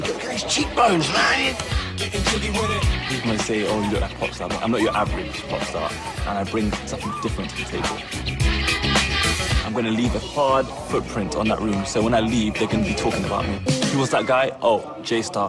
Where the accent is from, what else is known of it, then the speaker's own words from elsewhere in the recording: London, United Kingdom; I'm 19 and I'm from West London.